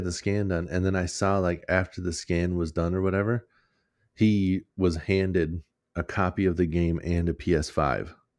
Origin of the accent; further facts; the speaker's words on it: Minnesota, United States; we're from Minnesota